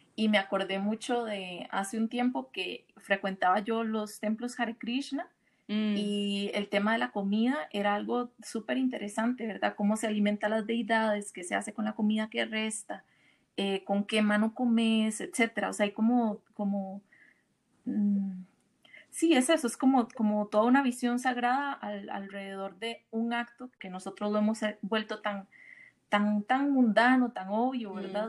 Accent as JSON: {"language": "Spanish", "country": "Costa Rica", "moved": "yes", "lives_now": "Mexico", "said": "Yo soy, yo soy de Costa Rica, ahora estoy viviendo en México hace unos ah. meses"}